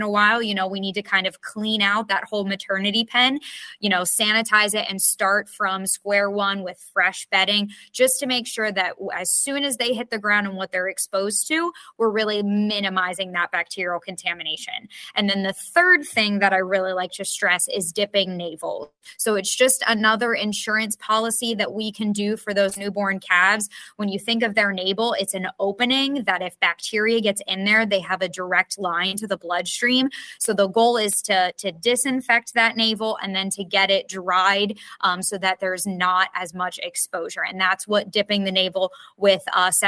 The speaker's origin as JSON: {"language": "English", "town": "Bethel", "region": "Pennsylvania", "country": "United States", "tie": "born or raised there", "also_born_or_lived": "South Carolina", "moved": "as an adult", "said": "I am from Pennsylvania. That's where I grew up, little town called Bethel, Pennsylvania"}